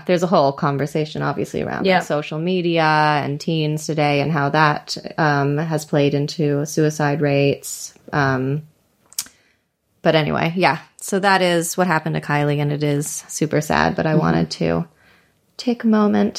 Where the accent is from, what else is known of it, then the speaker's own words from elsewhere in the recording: United States; moved away; When I moved out of the States